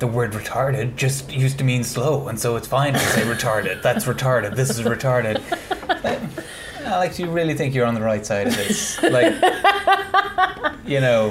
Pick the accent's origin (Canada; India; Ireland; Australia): Ireland; credentials as an Irish person